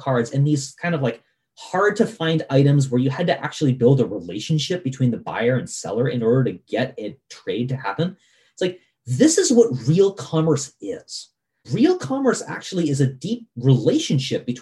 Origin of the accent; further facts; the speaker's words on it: Vermont, United States; I grew up in Vermont